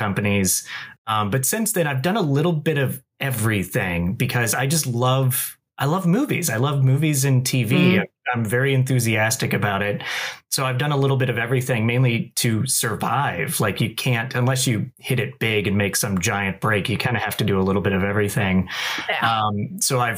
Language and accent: English; Winter Haven, Florida, United States; moved away as an adult; now in Los Angeles, United States; I'm from Winter Haven in Polk County originally